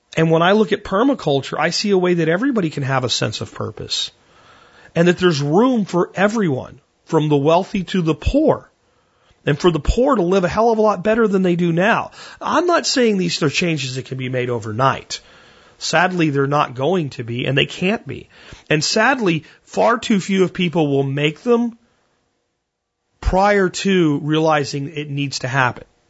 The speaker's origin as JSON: {"language": "English", "town": "Pottsville", "region": "Pennsylvania", "country": "United States", "tie": "born or raised there", "moved": "yes", "said": "Pottsville, my hometown, where I grew up and went to high school in Pennsylvania"}